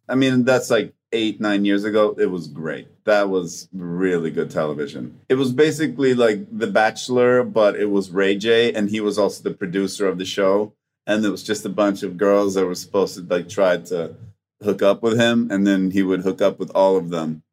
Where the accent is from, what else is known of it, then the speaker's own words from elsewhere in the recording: Sweden; English is a second language; moved away; also born or lived in Vancouver; in the spring in Sweden and in Scandinavia in general, there's a physiological thing that happens to us